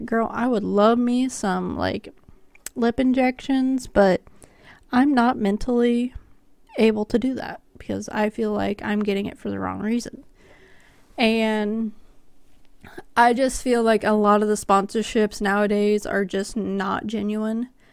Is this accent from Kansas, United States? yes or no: yes; Kansas, United States; I'm from Kansas